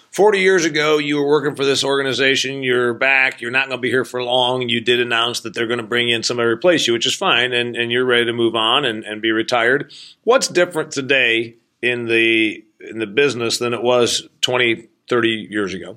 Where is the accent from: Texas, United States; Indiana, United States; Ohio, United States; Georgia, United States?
Indiana, United States; Northeast; I'm from Northeast Indiana.